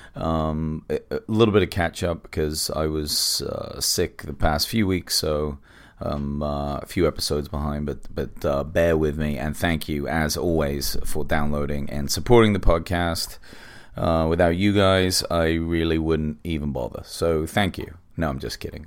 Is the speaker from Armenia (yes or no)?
no; England, United Kingdom; now in Los Angeles, United States; I'm English, but I live in America now, I live in L